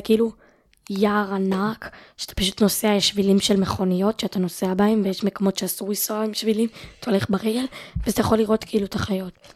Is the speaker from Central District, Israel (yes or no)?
yes; Ness Ziona, Central District, Israel; ואני מנס ציונה